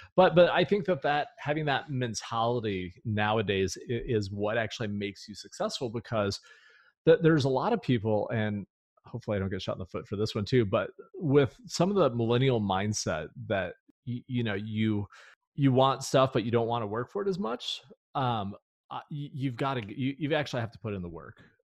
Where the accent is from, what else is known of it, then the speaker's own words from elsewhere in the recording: California, United States; moved away; I was born and raised in California